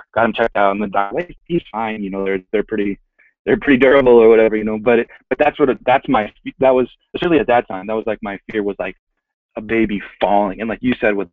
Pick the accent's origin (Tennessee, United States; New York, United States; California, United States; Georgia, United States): California, United States; San Jose; moved away as an adult; also born or lived in Hayward, California; now in Los Angeles, United States; I grew up living in San Jose.